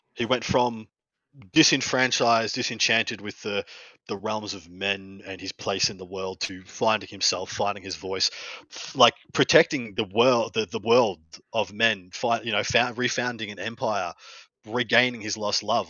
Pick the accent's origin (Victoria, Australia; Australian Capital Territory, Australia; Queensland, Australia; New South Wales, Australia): Victoria, Australia; there's only one Victorian in attendance, which is the, my home state